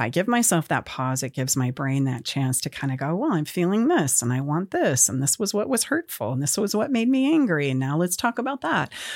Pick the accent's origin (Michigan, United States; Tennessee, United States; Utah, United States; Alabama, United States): Utah, United States; moved away as an adult; now in Auburn, California, United States; I am from Utah